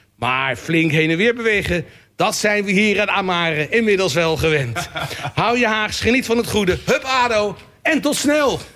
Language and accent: Dutch; The Hague, South Holland, Netherlands; als Hagenees